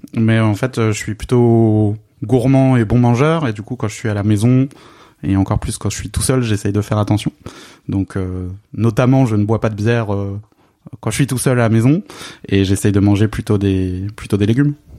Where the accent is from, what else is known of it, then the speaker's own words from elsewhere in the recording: Alsace, Grand Est, France; moved away; je suis alsacien d'origine